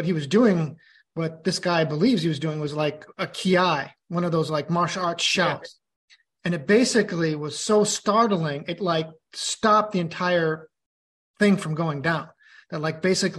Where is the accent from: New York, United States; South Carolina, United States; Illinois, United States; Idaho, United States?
Illinois, United States; Chicago; being a Chicagoan